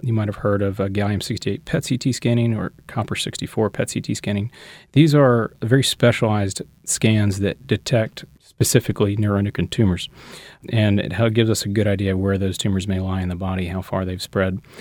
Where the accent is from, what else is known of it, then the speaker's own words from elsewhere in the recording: Shreveport, Louisiana, United States; moved away as an adult; also born or lived in Houston, Texas / Los Angeles, California; now in New Orleans, United States; I'm from Louisiana, uh, grew up in North Louisiana in Shreveport.